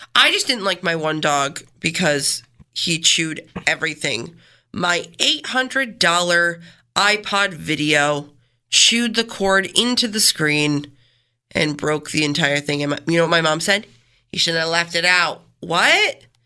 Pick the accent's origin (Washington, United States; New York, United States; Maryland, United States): New York, United States; Canandaigua; I grew up in Canandaigua, spent most of my life there